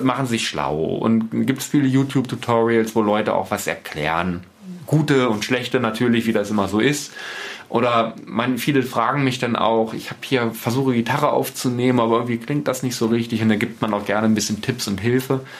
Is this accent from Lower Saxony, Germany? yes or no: yes; Osterode am Harz, Lower Saxony, Germany; also born or lived in Celle; die Fuba hier in Osterode in Gittelde, großer Leiterplattenhersteller